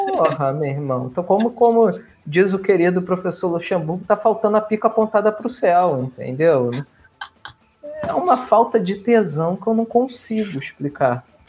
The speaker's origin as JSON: {"language": "Portuguese", "region": "Rio de Janeiro", "country": "Brazil", "said": "eu sou carioca"}